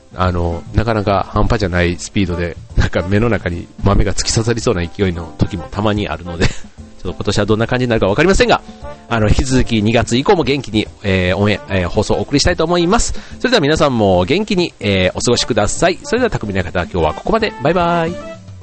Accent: Kansai, Japan; moved away as an adult; also born or lived in Osaka; now in Tokyo, Japan; 自分関西出身なんで

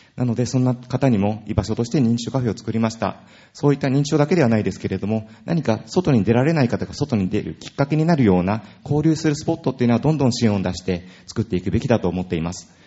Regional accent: Urayasu, Chiba, Japan; 私は浦安市で生まれ育ちました

